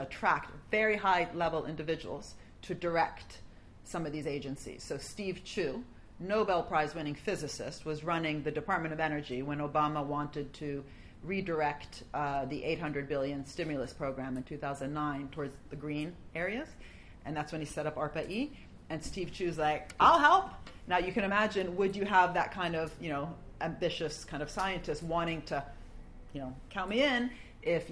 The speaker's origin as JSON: {"language": "English", "country": "Italy", "moved": "yes", "lives_now": "London, United Kingdom", "said": "I'm from Italy."}